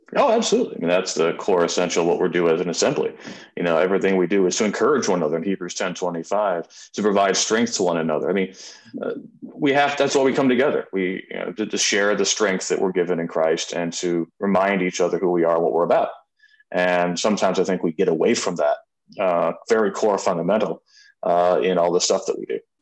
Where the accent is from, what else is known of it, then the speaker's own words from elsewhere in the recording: Rockford, Illinois, United States; moved away as an adult; also born or lived in Madison, Wisconsin / Norwalk, Ohio; now in Venice, United States; I'm from Northern Illinois, town called Rockford, Illinois